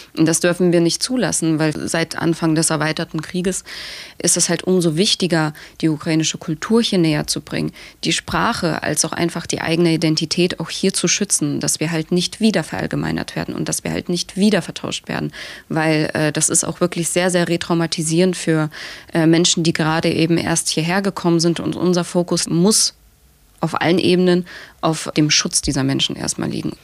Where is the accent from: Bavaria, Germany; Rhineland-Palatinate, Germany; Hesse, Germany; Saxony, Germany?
Saxony, Germany; Dresden; ich bin tatsächlich in Dresden aufgewachsen.